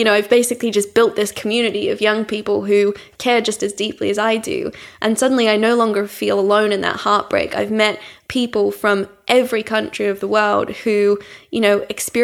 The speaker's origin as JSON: {"language": "English", "country": "Australia", "tie": "born or raised there", "moved": "yes", "lives_now": "London, United Kingdom", "said": "growing up in Australia, I never encountered like a rough sleeper. I grew up in a town of 6,000 people."}